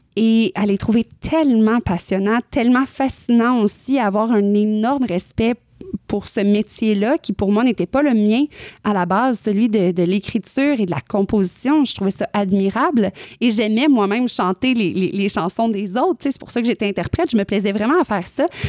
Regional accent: northern Quebec, Canada; moved away as an adult; là où j'ai grandi dans le nord du Québec

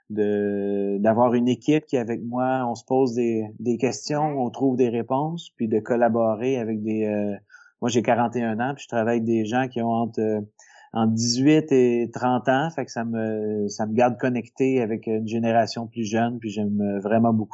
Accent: L'Assomption, Quebec, Canada; also born or lived in Saint-Hyacinthe; je suis né à Saint-Hyacinthe, mais euh, je me suis euh, posé, disons, euh, plutôt vers la, fin de mon primaire, là, dans la dans la banlieue de Montréal, dans la région de, de Lanaudière, à l'Assomption.

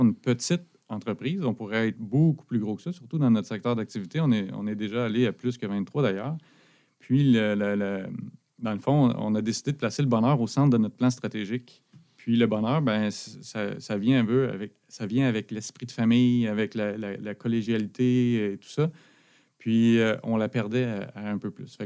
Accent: Abitibi, Quebec, Canada; moved away as an adult; now in Sherbrooke, Canada; j'habite à Sherbrooke depuis l'université. je suis originaire de l'Abitibi.

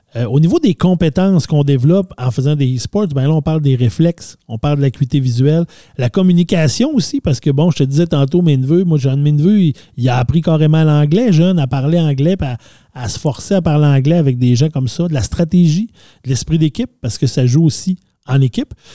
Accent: Saguenay, Quebec, Canada; quand on était jeunes, nous au Saguenay

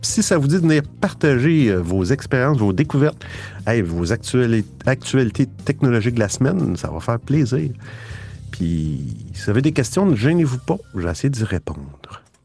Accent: Quebec, Canada; je suis du Québec, alors euh, c'est pour ça que je parle avec cet accent bizarre

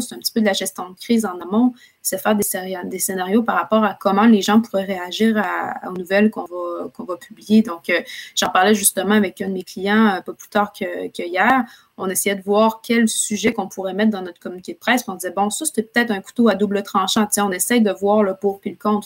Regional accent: Quebec City, Quebec, Canada; moved away as an adult; also born or lived in Ottawa; now in Montreal, Canada; je viens de la ville de Québec, donc euh, je, viens de, Québec. J'ai déménagé à Montréal il y a quelques années

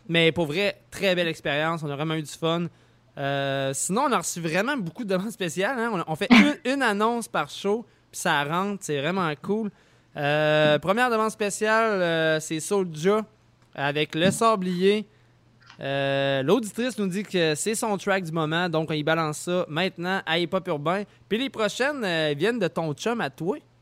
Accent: Lévis, Quebec, Canada; je viens de Saint-Nicolas

